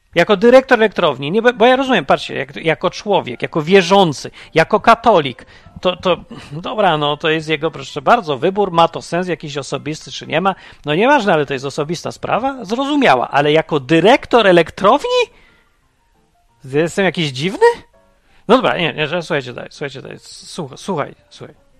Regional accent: Poland; pochodzę z kraju, w którym wszystkich popieprzyło

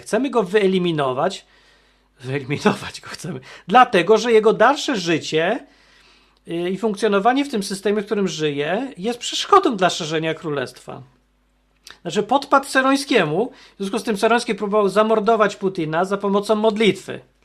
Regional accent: Poland; ja się urodziłem w Polsce

